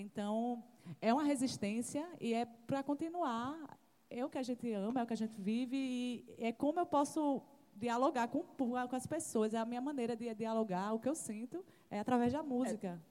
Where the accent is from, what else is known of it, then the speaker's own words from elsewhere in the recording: Valentina de Figueiredo, Paraíba, Brazil; eu sou do Valentina de Figueiredo, perto da Torre de Babel, a galera da Perifa